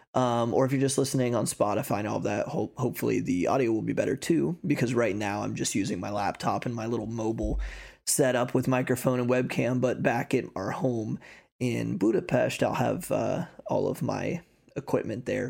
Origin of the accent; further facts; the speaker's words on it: United States; moved away as an adult; now in Hungary; as an American, I can be a dual citizenship